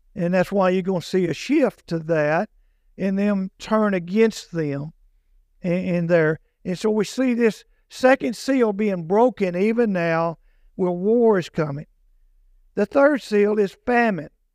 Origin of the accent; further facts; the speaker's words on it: United States; also born or lived in Morris County; here in America, I'm American, and I'm proud of that.